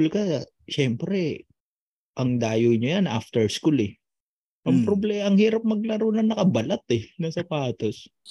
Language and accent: Tagalog; Manila, Metro Manila, Philippines; taga Tondo kami.